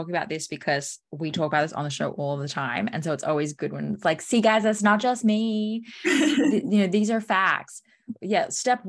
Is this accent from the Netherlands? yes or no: no; Australia; I'm a coffee freak. I'm from Australia. Come on.